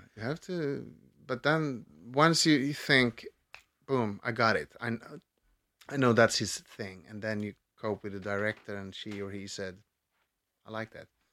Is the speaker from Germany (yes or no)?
no; Stockholm, Stockholm County, Sweden; I grew up in, in Vasastan